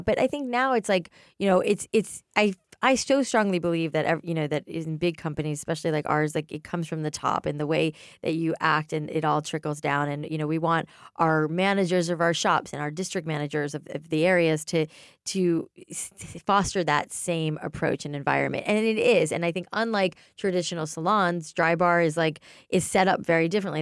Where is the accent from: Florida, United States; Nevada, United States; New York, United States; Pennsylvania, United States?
Florida, United States; South; we grew up in South Florida